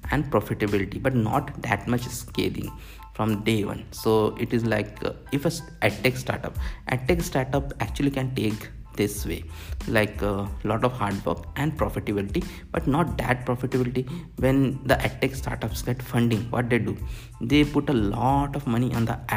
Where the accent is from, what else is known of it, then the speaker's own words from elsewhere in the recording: Bhopal, Madhya Pradesh, India; moved away as an adult; also born or lived in Bangalore / Mumbai; But I decided to start from my hometown of Bhopal.